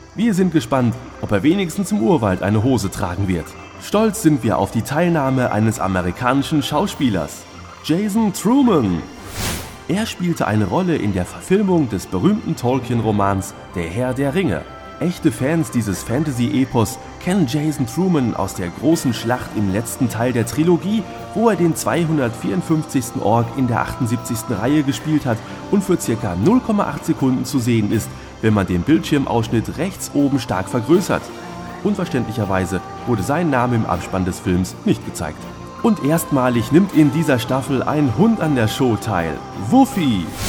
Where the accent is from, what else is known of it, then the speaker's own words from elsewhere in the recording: Hamm, North Rhine-Westphalia, Germany; in meiner Heimatstadt Hamm